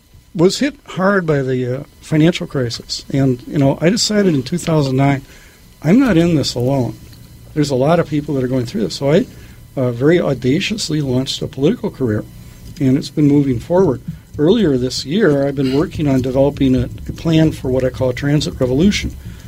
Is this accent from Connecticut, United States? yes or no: no; Minneapolis, Minnesota, United States; South Minneapolis. Still living in the house that I was brought home to from Swedish Hospital.